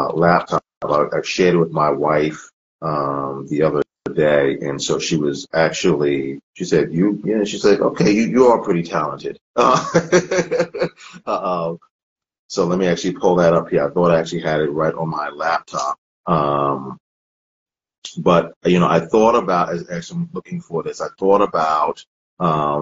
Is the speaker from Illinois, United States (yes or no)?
no; Freeport, New York, United States; moved away as an adult; also born or lived in Columbus, Ohio; now in Shadyside, United States; I'm originally from New York. I grew up there